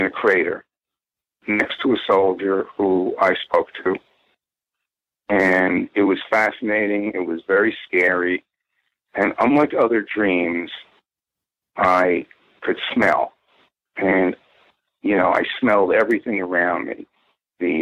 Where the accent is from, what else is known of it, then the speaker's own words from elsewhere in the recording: Purchase, New York, United States; where I grew up in Purchase, New York.